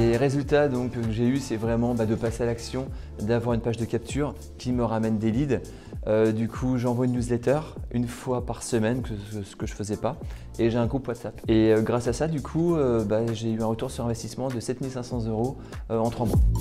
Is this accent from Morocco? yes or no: no; Tours, Centre-Val de Loire, France; je suis de Tours